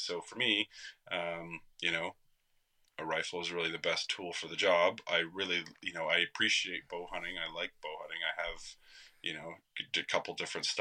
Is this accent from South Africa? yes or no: no; Canada